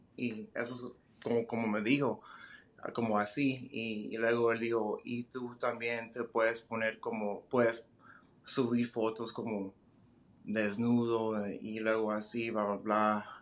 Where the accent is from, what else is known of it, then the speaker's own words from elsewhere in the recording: Denver, Colorado, United States; moved away as an adult; now in Dallas, United States; yo soy de Denver, Colorado